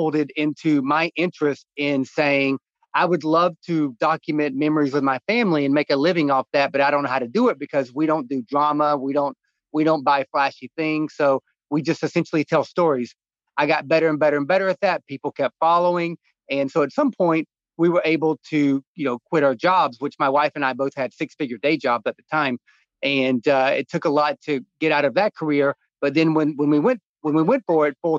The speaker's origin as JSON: {"language": "English", "region": "North Georgia", "country": "United States", "tie": "born or raised there", "said": "When I was growing up in North Georgia, I spent my days when I was my daughter's age at 6, 7, I was chopping wood"}